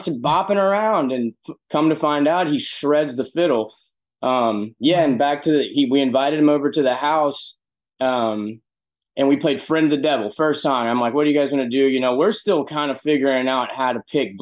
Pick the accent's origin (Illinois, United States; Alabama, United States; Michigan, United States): Alabama, United States; Birmingham; moved away; also born or lived in Nashville; the house I grew up at in Birmingham, Alabama